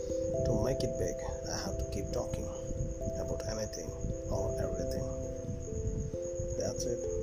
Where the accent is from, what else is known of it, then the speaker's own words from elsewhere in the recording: India; I'm from India.